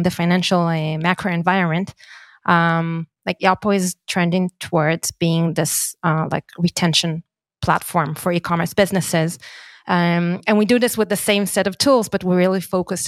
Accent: Yavne, Central District, Israel; I was born in Yavne

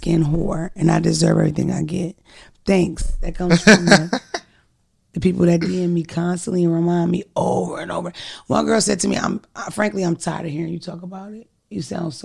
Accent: Philadelphia, Pennsylvania, United States; we're from Philadelphia

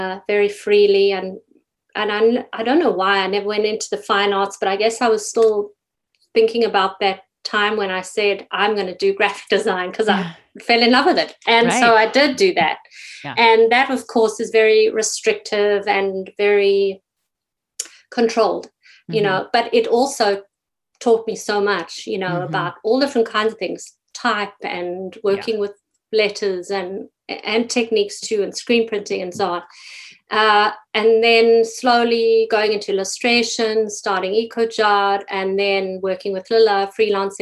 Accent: South Africa; moved away as an adult; now in Toronto, Canada; growing up in South Africa

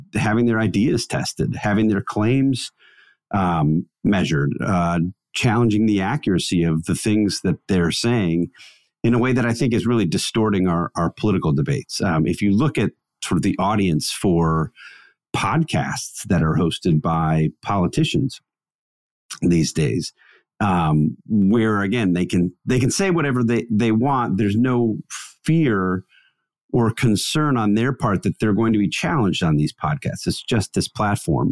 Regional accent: Wisconsin, United States; Christmas tradition that we used to do growing up in Wisconsin

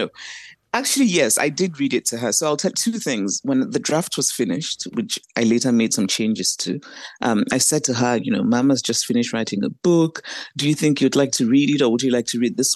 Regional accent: Nigeria; I grew up in Nigeria, grew up on a university campus

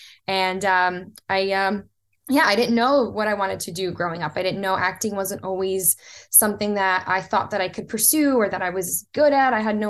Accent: Florida, United States; also born or lived in Brazil; So I was born in Brazil. My mom got hit with the American dream like so many immigrants do. She landed in South Florida and met who I consider now my father. He raised me.

